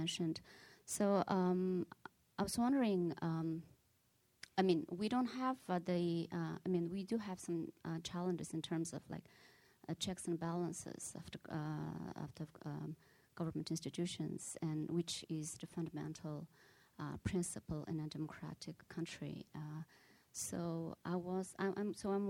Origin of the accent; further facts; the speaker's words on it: Mongolia; moved away as an adult; now in United States; I'm a student from Mongolia, currently studying at Harvard Law School.